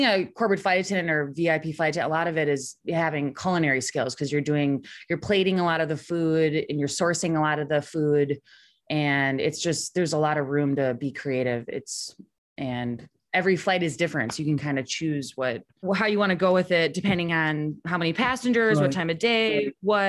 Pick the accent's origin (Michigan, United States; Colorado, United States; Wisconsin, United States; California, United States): Wisconsin, United States; moved away as an adult; now in Denver, United States; I was originally from Wisconsin, and then I decided to move out to Denver